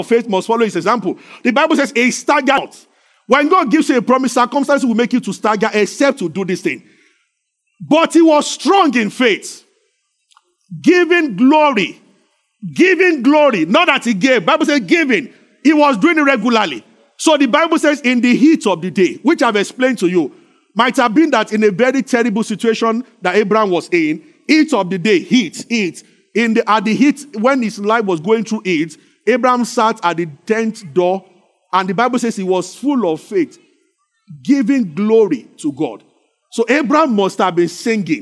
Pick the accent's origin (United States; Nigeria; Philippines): Nigeria; Abeokuta, Ogun State; I grew up in Abeokuta because it's a rocky city.